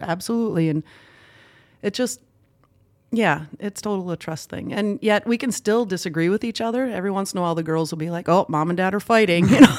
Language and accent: English; Villard, Minnesota, United States; I grew up in a small town called Villard, Minnesota. Um, actually not in town, on a dairy farm